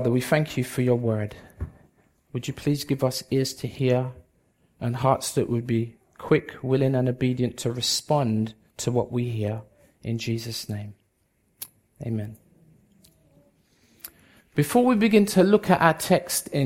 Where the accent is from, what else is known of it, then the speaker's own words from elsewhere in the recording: London, United Kingdom; also born or lived in Bedford / Jamaica; I was born in Bedford, grew up in London most of my life, spent a few years in Jamaica, came back when I was about 20, 21